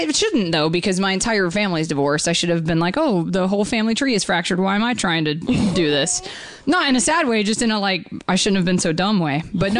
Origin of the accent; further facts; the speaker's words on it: Georgia, United States; But I grew up in Georgia, really close to a lot of, like, actual Civil War battlefields.